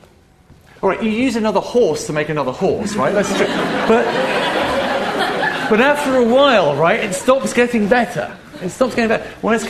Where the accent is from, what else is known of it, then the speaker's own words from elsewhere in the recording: Leicester, East Midlands, United Kingdom; When I was growing up in Leicester, which is in the middle of England, when I was 18 in 1994, you can do the maths